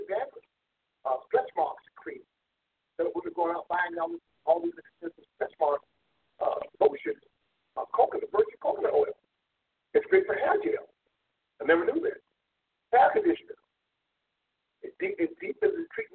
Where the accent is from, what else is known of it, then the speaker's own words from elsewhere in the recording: South Florida, United States; Growing up in South Florida, we had coconut trees all over